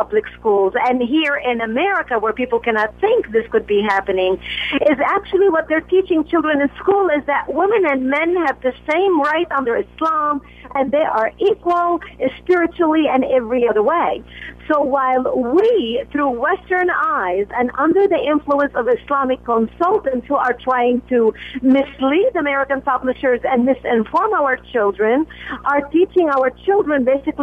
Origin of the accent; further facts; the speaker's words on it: Lebanon; now in United States; I was raised in Lebanon